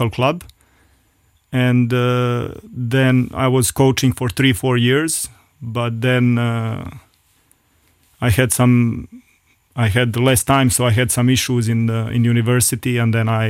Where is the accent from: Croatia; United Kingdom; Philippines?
Croatia; between Dubrovnik and Split, Split-Dalmatia County; now in Luxembourg; it's in between Dubrovnik and Split. And Game of Thrones were filmed in both cities. So my hometown is really between these two cities.